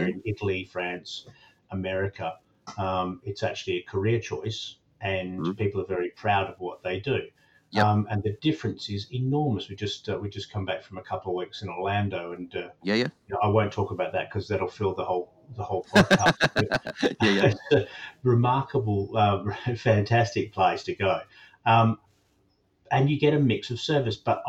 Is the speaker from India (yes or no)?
no; Australia; now in United Kingdom; I talk as an Australian who's lived here a long time